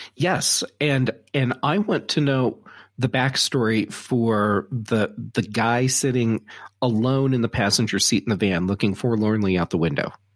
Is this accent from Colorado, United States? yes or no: yes; Colorado, United States; I'm from Colorado